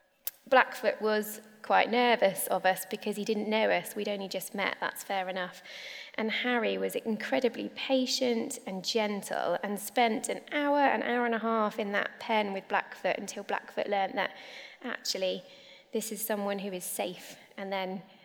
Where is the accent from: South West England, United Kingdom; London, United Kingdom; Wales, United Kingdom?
South West England, United Kingdom; North Devon; moved away; I grew up in North Devon on a farm.